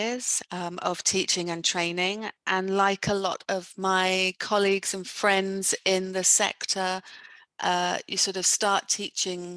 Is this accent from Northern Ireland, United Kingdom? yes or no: no; Bournemouth, South West England, United Kingdom; moved away; my hometown is Bournemouth on the south of England, so quite far away from where I am now, geographically